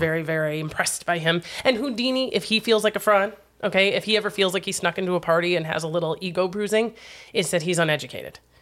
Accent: Wisconsin, United States; my home state

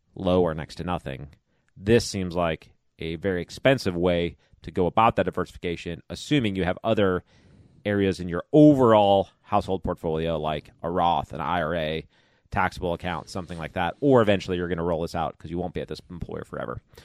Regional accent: Chicago, Illinois, United States; moved away; I grew up in Chicago area

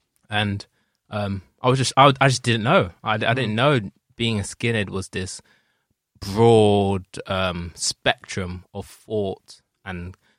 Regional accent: United Kingdom; just being white British

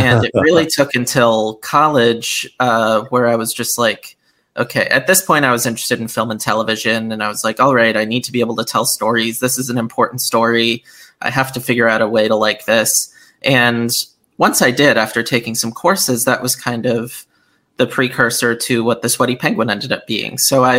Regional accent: Bethel, Connecticut, United States; So, yeah, I grew up in Bethel, Connecticut, and I was never all that outdoorsy growing up.

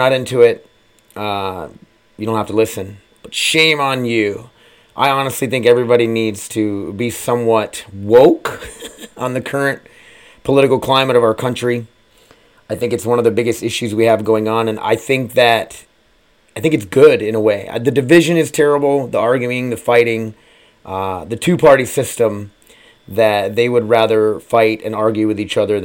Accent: South Dakota, United States; born and raised in South Dakota

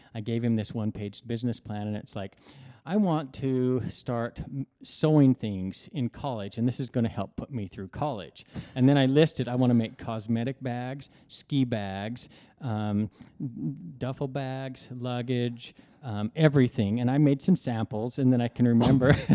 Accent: Idaho, United States; I grew up in Idaho, which is near the Tetons, on the Idaho side of the Tetons.

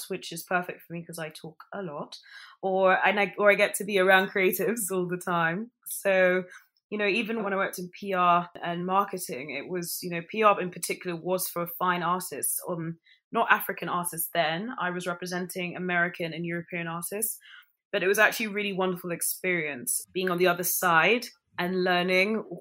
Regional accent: London, United Kingdom; also born or lived in Ghana / Nigeria / United States; being brought up in London and then being a Ghanaian and Nigerian

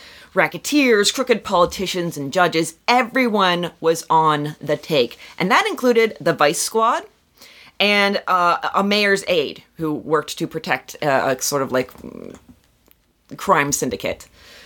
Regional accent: Kinzua, Pennsylvania, United States; They did that in my hometown. The town of Kinzu was completely, just everybody was moved out.

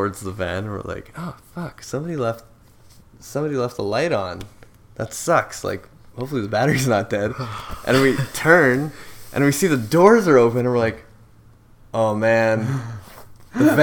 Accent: rural Manitoba, Canada; now in Winnipeg, Canada; we're based off out of Winnipeg. Winnipeg, Manitoba. But we're from the boonies

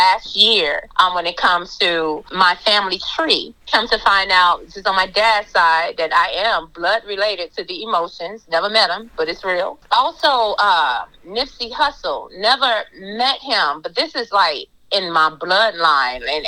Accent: Galveston, Texas, United States; now in Houston, United States; originally, I'm from Galveston. I grew up in Galveston, and, you know, I'm here in Houston

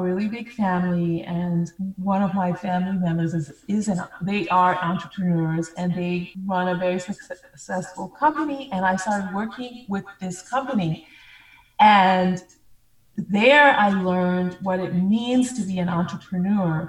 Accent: New York, United States; also born or lived in Monrovia, Liberia; We moved to New York

